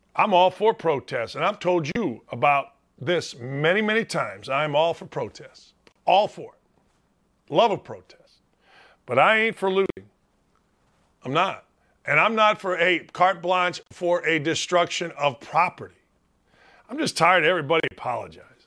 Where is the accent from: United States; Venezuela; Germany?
United States; Northwest Indiana; I'm from Northwest Indiana